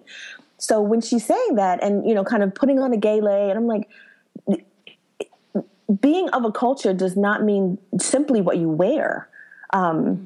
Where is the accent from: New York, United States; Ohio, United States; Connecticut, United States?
New York, United States; New York City; I grew up in Brooklyn